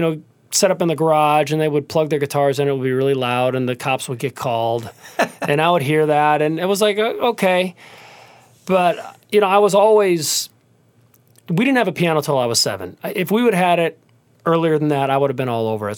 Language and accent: English; Cleveland, Ohio, United States; I grew up in Cleveland, Ohio